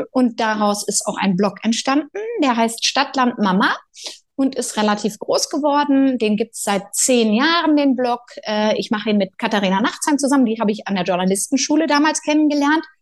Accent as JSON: {"language": "German", "region": "Berlin", "country": "Germany", "tie": "born there", "also_born_or_lived": "near Cologne", "said": "ich bin in Berlin geboren, meine Kinder auch, aber mein Herz schlägt für Köln. Meine Eltern sind beide Kölner. Ich habe immer, also mein halbes Leben in der Nähe von Köln verbracht, in der Großfamilie auf dem Land"}